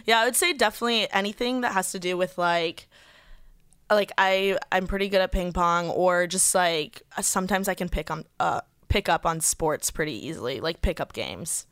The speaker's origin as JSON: {"language": "English", "region": "Indiana", "country": "United States", "moved": "yes", "lives_now": "Los Angeles, United States", "said": "I'm from Indiana"}